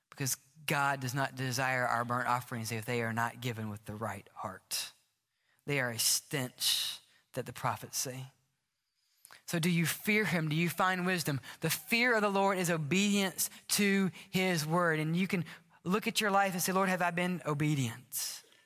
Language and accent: English; the South, United States; I grew up in the South